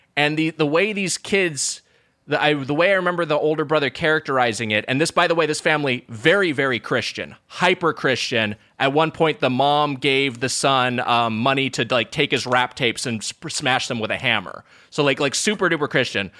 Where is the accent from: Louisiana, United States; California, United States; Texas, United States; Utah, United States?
California, United States; Lakewood; my hometown, Lakewood, California